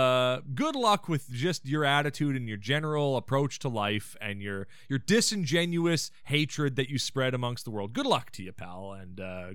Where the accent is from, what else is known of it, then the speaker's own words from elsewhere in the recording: Canada; We're not Haitian. We're Canadian.